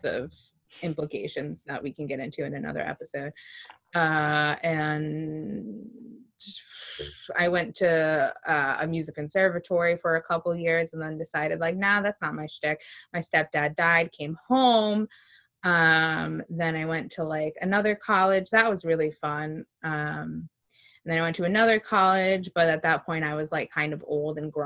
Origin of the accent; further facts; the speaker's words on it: Connecticut, United States; I was born in Connecticut, and my parents lived together